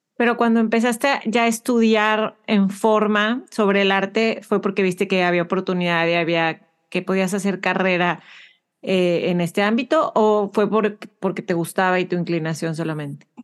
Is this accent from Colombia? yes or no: no; Mexico; moved away as an adult; now in Houston, United States